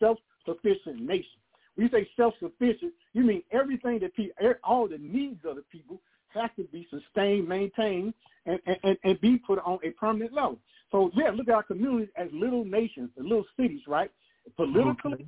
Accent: the Segregated South, Georgia, United States; I was raised up down in the Segregated South, and all my people had farms all around North Georgia

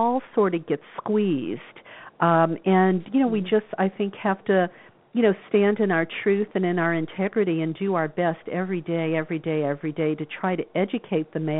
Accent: New Orleans, Louisiana, United States; I grew up in the Bible Belt of New Orleans

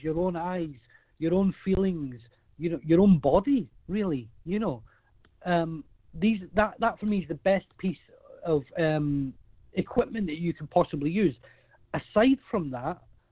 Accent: Scotland, United Kingdom; I'm Scottish

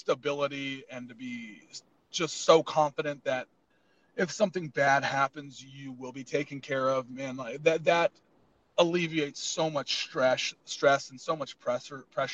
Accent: Arizona, United States; moved away as an adult; now in Massachusetts, United States; I'm from Arizona

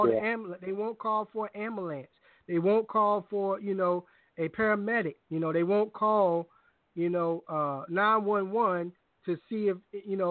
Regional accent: Hampton, Virginia, United States; also born or lived in Richmond, Virginia; I'm from Hampton too

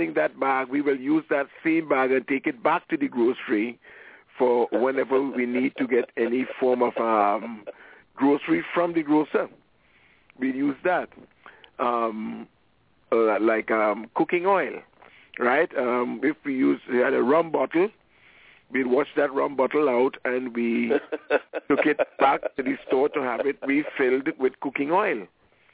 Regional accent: Trinidad & Tobago; moved away; I'm from Trinidad and Tobago

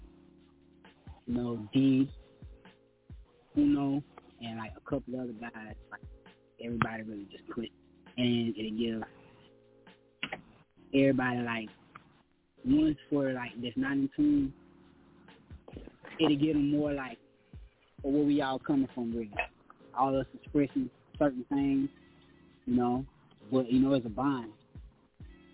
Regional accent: Columbia, South Carolina, United States; I was born and raised down here in Columbia, South Carolina

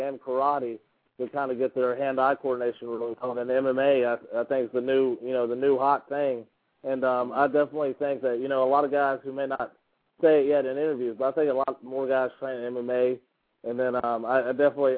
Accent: United States; as American

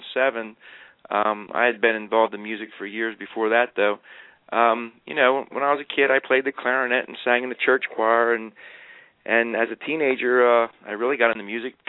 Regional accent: Philadelphia, Pennsylvania, United States; moved away; I'm from Philadelphia

